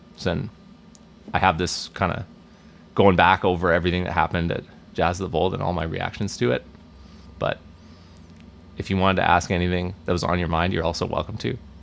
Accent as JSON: {"language": "English", "town": "Vancouver", "region": "British Columbia", "country": "Canada", "tie": "born or raised there", "said": "I, I grew up here"}